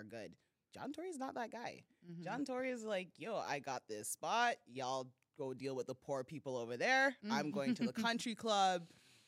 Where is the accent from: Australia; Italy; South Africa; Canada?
Canada; Toronto, Ontario; I'm from Rexdale, Islington and Finch till